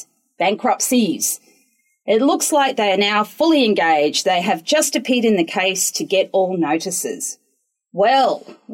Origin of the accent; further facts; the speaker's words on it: Lithgow, New South Wales, Australia; now in Newcastle, Australia; I grew up in Lithgow, which is a small country town with lots of bogans